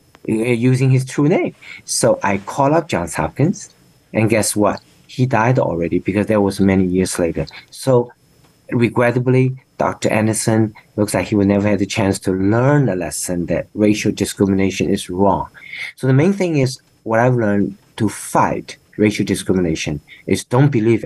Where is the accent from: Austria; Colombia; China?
China; moved away as an adult; now in United States; I said, China